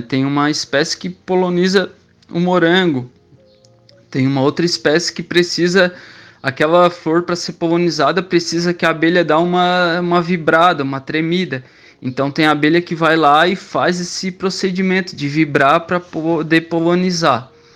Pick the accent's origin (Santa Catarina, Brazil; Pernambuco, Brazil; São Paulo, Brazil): Santa Catarina, Brazil; Criciúma; eu nasci na cidade de Criciúma, Santa Catarina. Eu trabalho na prefeitura de Criciúma